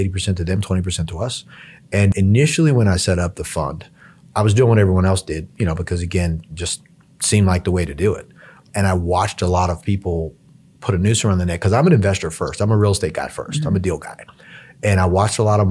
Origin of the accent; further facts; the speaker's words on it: Hawaii, United States; I was kind of born and bred in Hawaii